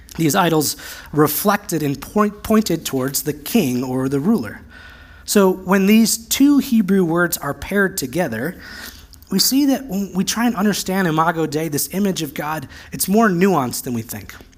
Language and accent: English; United States; also born or lived in Central Oregon; As American evangelicals